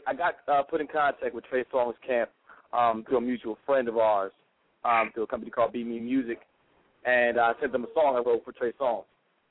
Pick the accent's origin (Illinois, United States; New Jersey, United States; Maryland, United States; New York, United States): Maryland, United States; He's actually from the same area I grew up with in my hometown out in Maryland.